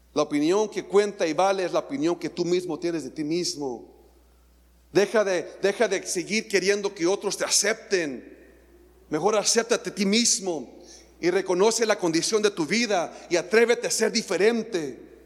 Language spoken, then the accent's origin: Spanish; Mexico; somos atrevidos, mexicanos atrevidos